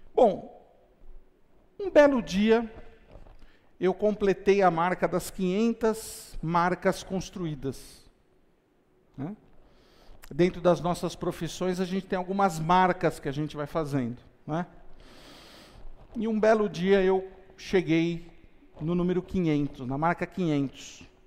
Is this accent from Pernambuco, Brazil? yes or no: no; São Caetano do Sul, São Paulo, Brazil; Eu tinha 10 anos de idade, eu morava em São Caetano do Sul, na região do ABC Paulista